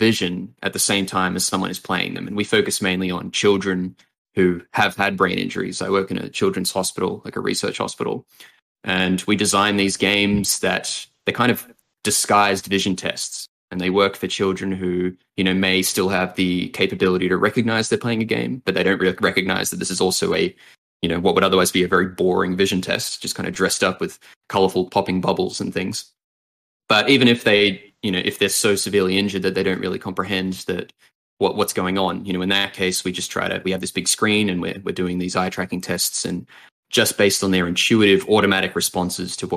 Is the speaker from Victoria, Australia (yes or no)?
no; Sydney, New South Wales, Australia; moved away as an adult; now in New York, United States; I've spent the first 25 years of my life in Sydney, and then it's been New York since then.